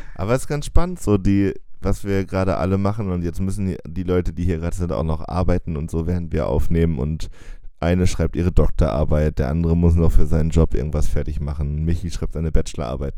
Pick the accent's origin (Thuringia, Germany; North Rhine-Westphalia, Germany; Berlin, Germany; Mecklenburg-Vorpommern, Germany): Thuringia, Germany; Jena; accent: East German; moved away; weil wir sind ja in Jena aufgewachsen